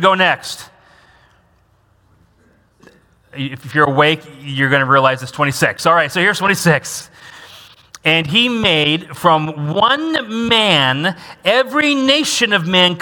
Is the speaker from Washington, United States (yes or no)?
yes; Washington, United States; now in Fort Wayne, United States; I grew up in Washington State.